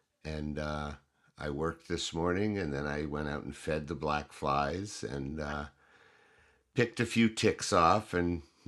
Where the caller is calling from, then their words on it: Hancock, New Hampshire, United States; So I'm in Hancock, New Hampshire, where we moved back to 2 years ago after being in. We left New Hampshire in 2004 and just came back.